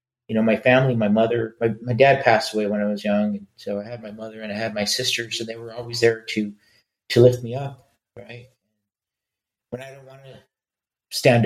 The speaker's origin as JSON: {"language": "English", "town": "Los Angeles", "region": "California", "country": "United States", "tie": "born or raised there", "said": "We grew up in East Los Angeles."}